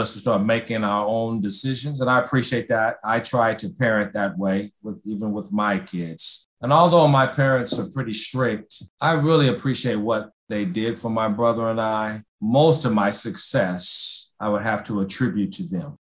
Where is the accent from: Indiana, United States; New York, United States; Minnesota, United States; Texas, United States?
Indiana, United States; Indianapolis; I was born in Indianapolis, grew up on the west side of Indy, went to a school called 41 and also Crispus Attucks High School.